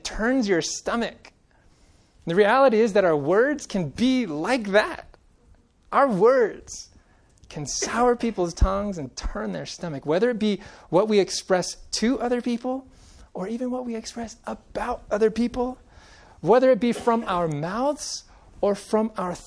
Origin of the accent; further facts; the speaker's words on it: Central Valley of California, United States; now in Colorado, United States; Growing up in the Central Valley of California